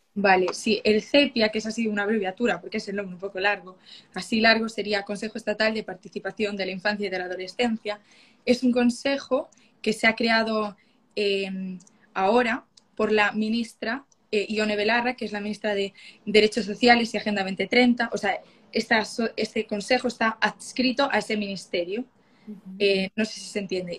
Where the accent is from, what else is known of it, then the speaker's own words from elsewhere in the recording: Galicia, Spain; yo soy de Galicia